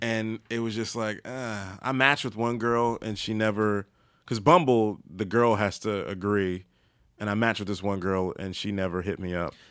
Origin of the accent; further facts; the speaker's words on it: Maryland, United States; moved away; I'm from Maryland and I'm below, I guess I'm below the Mace-, Mason Dixon line